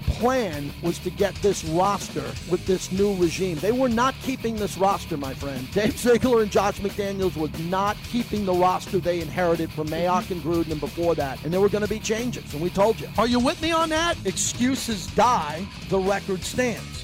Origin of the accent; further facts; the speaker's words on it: Massapequa, New York, United States; I'm from Massapequa, five minutes away from where I grew up